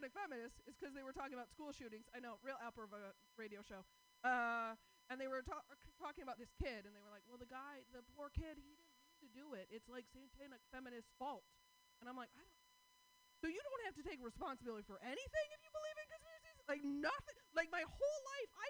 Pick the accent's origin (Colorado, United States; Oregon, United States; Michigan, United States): Oregon, United States; Portland; I'm from Portland.